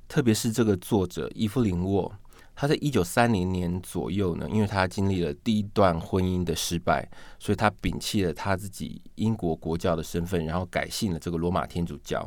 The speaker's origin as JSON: {"language": "Chinese", "country": "Taiwan", "said": "我们台湾这边也有翻译成叫做《梦断白妆》"}